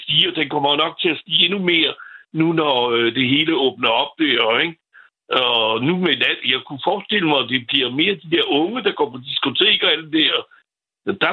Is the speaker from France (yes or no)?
yes; France; Danish is a second language; now in Copenhagen, Denmark; Nu er jeg franskmand